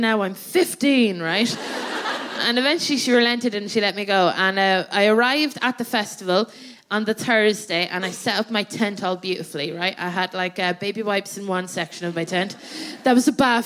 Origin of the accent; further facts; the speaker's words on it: Athlone, Leinster, Ireland; moved away as an adult; now in London, United Kingdom; my hometown